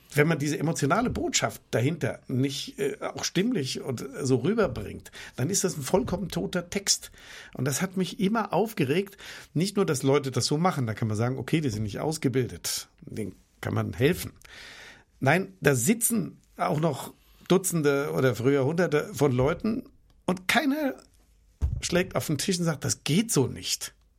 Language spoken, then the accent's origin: German; Germany; für mich als Deutscher